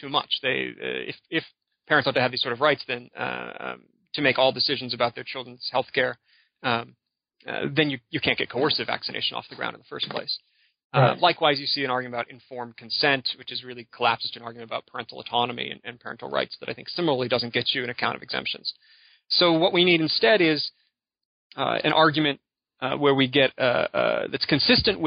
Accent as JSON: {"language": "English", "region": "Michigan", "country": "United States", "said": "my home state"}